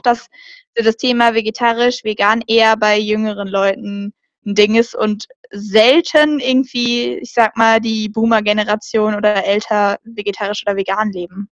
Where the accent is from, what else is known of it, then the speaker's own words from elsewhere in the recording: Germany; wir haben gesagt, somos alemanas, das heißt so, wir sind Deutsche